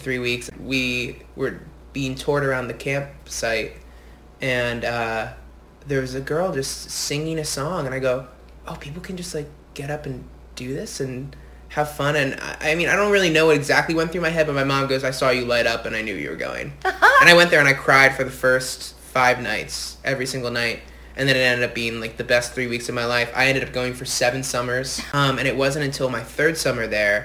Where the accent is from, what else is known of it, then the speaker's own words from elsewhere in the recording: New Jersey, United States; I'm from New Jersey. I'm from a little further north